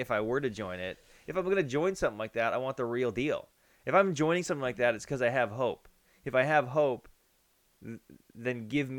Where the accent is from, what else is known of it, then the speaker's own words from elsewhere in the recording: Ireland; I'm Irish.